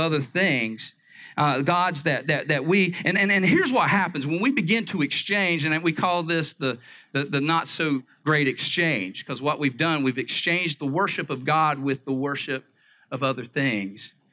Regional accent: the South, United States; I grew up in the South

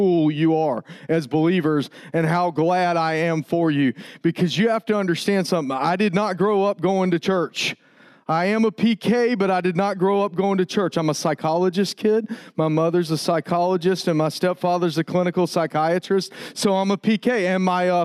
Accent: Tallahassee, Florida, United States; moved away; I grew up in Tallahassee, Florida

